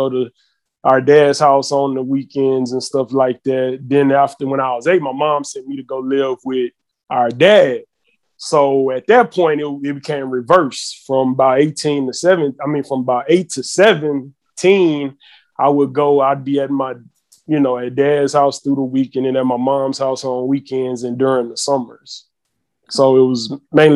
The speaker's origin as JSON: {"language": "English", "town": "Houston", "region": "Texas", "country": "United States", "tie": "born or raised there", "said": "I was born in Houston, Texas"}